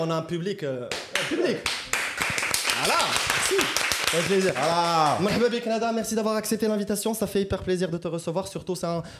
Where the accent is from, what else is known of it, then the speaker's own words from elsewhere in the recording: Khouribga, Béni Mellal-Khénifra, Morocco; je suis de Khrebga